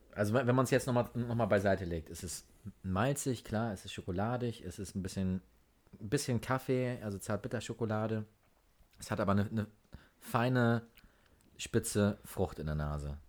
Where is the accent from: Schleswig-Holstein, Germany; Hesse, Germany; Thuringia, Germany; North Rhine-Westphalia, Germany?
Schleswig-Holstein, Germany; Norderstedt; bei uns in, in Norderstedt, da wo ich herkomme